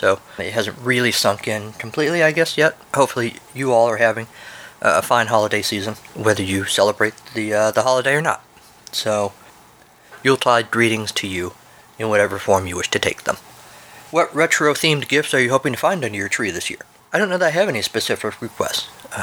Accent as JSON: {"language": "English", "country": "United States", "said": "I'm an American"}